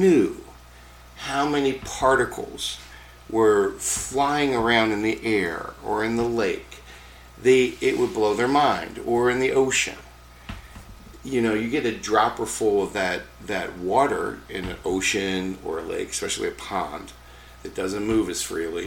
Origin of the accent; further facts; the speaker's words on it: Baltimore, Maryland, United States; now in Minnesota, United States; where I grew up in Baltimore, where we had smog back in the 70s and 80s